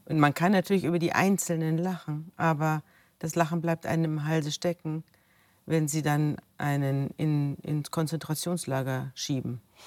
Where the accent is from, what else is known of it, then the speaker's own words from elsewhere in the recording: Germany; ich komme aus Deutschland.